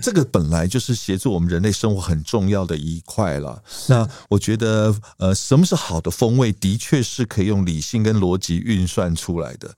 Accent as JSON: {"language": "Chinese", "country": "Taiwan", "said": "我们台湾人"}